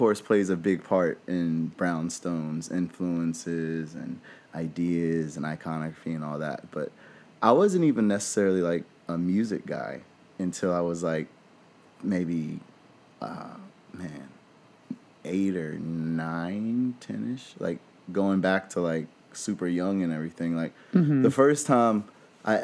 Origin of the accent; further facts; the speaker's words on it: Danville, Virginia, United States; moved away as an adult; now in Los Angeles, United States; we're originally from a small town in Virginia called Danville